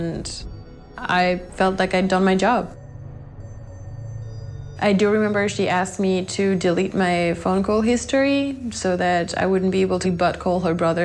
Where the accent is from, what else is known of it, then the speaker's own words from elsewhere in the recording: Nantes, Pays de la Loire, France; moved away as an adult; also born or lived in Sydney, Australia; I was born in France, in Nantes, and I traveled quite a bit.